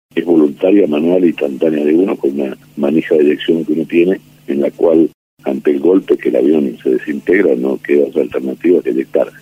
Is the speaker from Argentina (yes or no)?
yes; Argentina